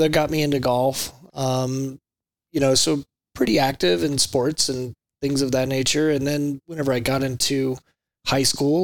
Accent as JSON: {"language": "English", "town": "Enid", "region": "Oklahoma", "country": "United States", "tie": "born or raised there", "said": "I grew up in Enid, Oklahoma, a little bitty small farm town up by the panhandle of Oklahoma."}